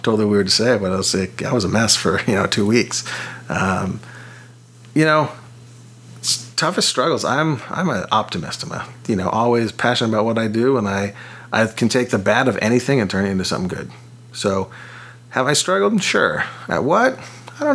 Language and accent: English; Orange County, Southern California, United States; also born or lived in San Diego; growing up in Southern California, surfing all the time